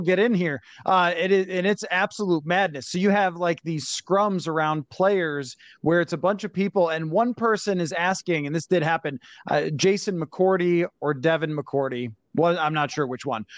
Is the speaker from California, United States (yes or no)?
no; Buffalo, New York, United States; now in Minnesota, United States; I'm from Buffalo and then moved to Minnesota